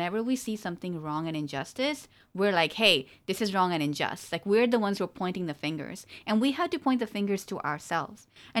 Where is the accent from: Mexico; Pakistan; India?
Pakistan; No, you know, okay, we're Pakistani, so I'm going to talk about Pakistan